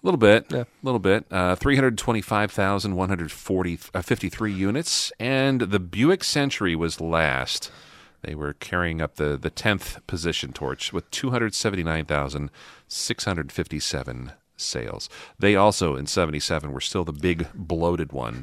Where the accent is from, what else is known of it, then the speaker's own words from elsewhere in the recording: Midwest, United States; growing up in the Midwest as a kid